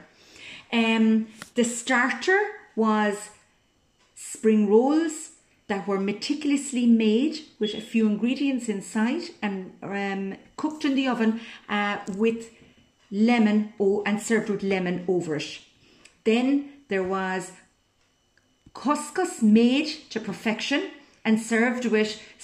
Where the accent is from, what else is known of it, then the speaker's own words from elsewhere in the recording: Cork, Munster, Ireland; I'm from Cork in Southern Ireland. I was born and reared on a dairy farm